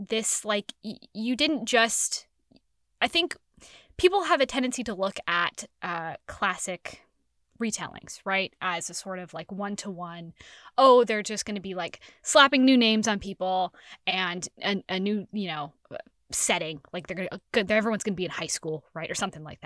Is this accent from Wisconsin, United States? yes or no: no; San Francisco, California, United States; I am from San Francisco.